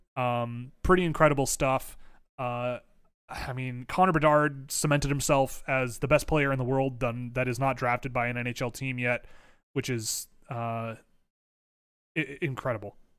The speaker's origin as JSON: {"language": "English", "town": "Toronto", "region": "Ontario", "country": "Canada", "tie": "born or raised there", "said": "a person born and raised in Toronto"}